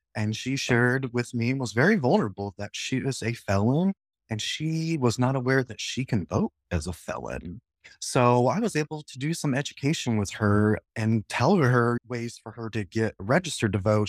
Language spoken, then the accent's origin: English; Lincoln, Nebraska, United States; I was born and raised in Nebraska, in Lincoln, and spent most of my life in District 27